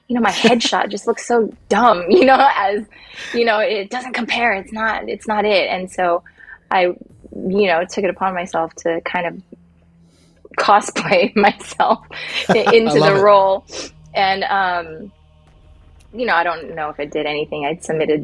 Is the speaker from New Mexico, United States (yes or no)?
no; Silicon Valley, California, United States; I grew up in the Silicon Valley, so it was very, nerdy, techie, gamey, everything, everybody.